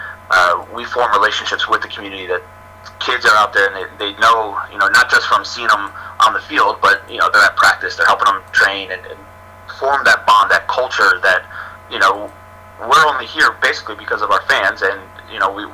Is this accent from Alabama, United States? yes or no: no; Northern Virginia, United States; now in Syracuse, United States; growing up in the Northern Virginia area